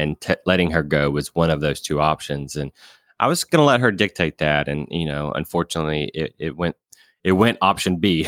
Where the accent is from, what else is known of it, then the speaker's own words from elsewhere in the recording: Alabama, United States; they randomly placed me at a small credit union in my hometown in Alabama